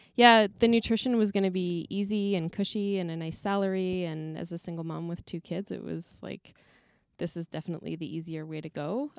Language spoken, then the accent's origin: English; Canmore, Alberta, Canada; I grew up in Canmore in the mountains